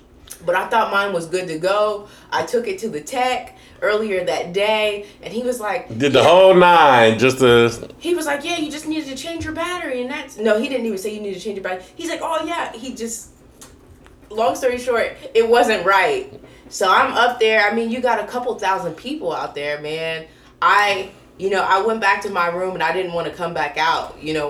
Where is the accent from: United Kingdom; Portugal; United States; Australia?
Australia; So, I'm an Australian. It's Australia Day.